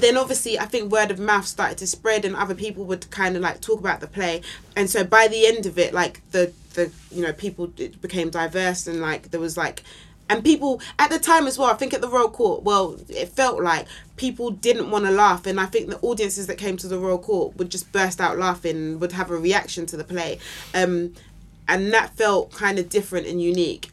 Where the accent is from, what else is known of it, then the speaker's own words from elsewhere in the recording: London, United Kingdom; also born or lived in Camberwell, London / Nigeria; I grew up on the North Peckham Estate, but right. um, I moved. We moved when I was fifteen to Camberwell